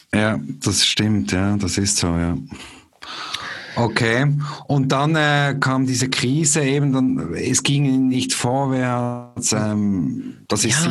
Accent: Basel, Basel-Stadt, Switzerland; moved away as an adult; also born or lived in Zürich / St. Gallen; komme aber ursprünglich aus Basel

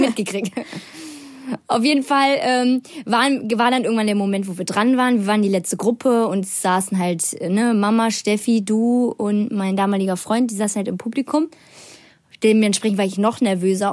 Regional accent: Bonn, North Rhine-Westphalia, Germany; ich bin 16 Jahre alt, ich komme aus Bonn

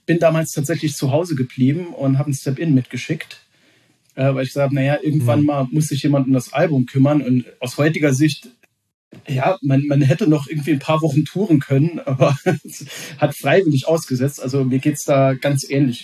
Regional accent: Saarland, Germany; als gebürtiger Saarländer

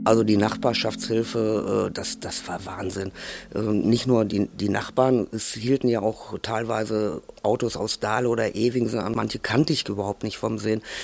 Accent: Altena, North Rhine-Westphalia, Germany; von klein auf bin ich also auch hier im Kino groß geworden

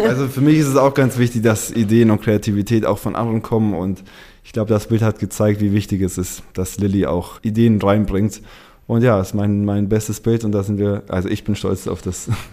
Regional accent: Munich, Bavaria, Germany; moved away as an adult; also born or lived in Uruguay; now in Hamburg, Germany; ich komme ursprünglich aus München

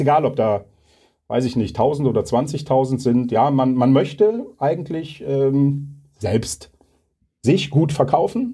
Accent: Leverkusen, North Rhine-Westphalia, Germany; in meiner Heimatstadt

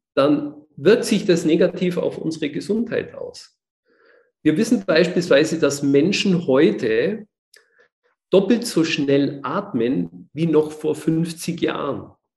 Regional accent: Germany; bei uns in Deutschland

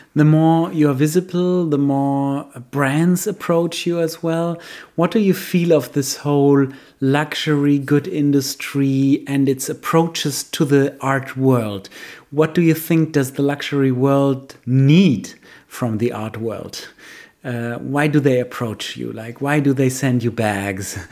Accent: Germany; for us, the Germans

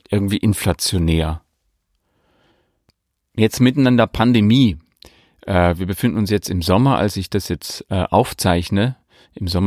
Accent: Bavaria, Germany; now in Leipzig, Germany; Ich stamme aus der Oberpfalz in Bayern und äh, liebe meine Heimat, den Oberpfälzer Wald, genauso wie das Gewusel der Großstadt.

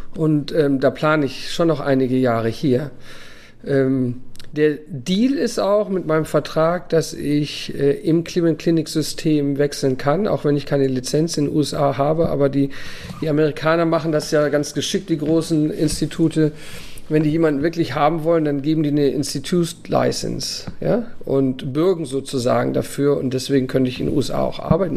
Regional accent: Germany; moved away as an adult; now in Abu Dhabi, United Arab Emirates; so sind wir aufgewachsen in Deutschland

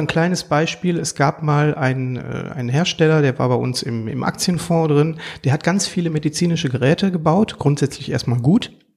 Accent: Duisburg, North Rhine-Westphalia, Germany; Ein Ruhrpott-Gewächs, gebürtiger Duisburger

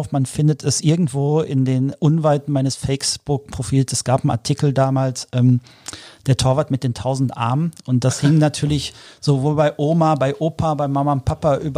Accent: Dortmund, North Rhine-Westphalia, Germany; ich bin, ich bin Kind des Pots, ich bin auf den Sportplätzen der Dortmunder Region groß geworden

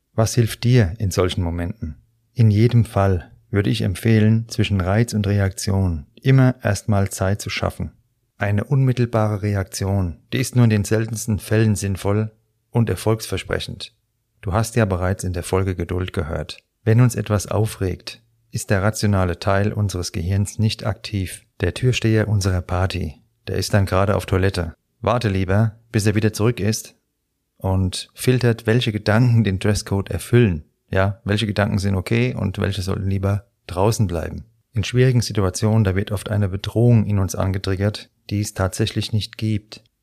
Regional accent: Frankfurt, Hesse, Germany; hier bei uns in Frankfurt

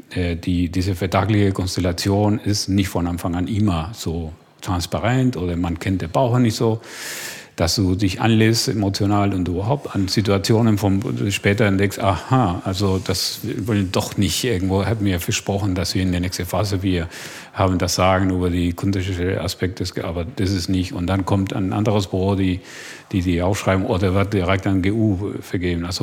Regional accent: Argentina; Also ich mache immer, ein, also ich komme aus Argentinien. Ja, zum Beispiel, als ich in Deutschland war, war für mich schockierend zu sehen

